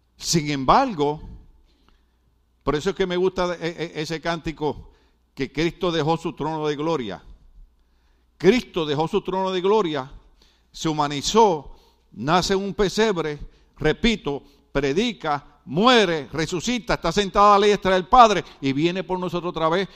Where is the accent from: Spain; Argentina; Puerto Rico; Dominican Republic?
Puerto Rico; now in Mexico; en Puerto Rico, en mi país